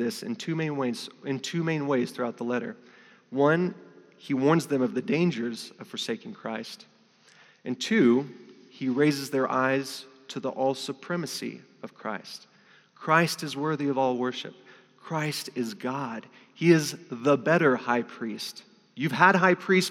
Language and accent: English; New Mexico, United States; moved away as an adult; now in North Africa; I'm from New Mexico.